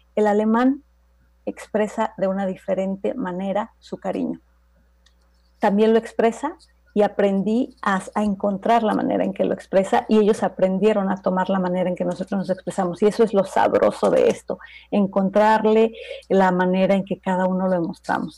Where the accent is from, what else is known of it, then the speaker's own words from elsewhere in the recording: Toluca, State of Mexico, Mexico; first language Spanish; moved away as an adult; now in Hamburg, Germany; yo nací en la Ciudad de México, pero en realidad yo me crié en Toluca, ahí han vivido mis papás siempre, ahí crecí, ahí estudié prácticamente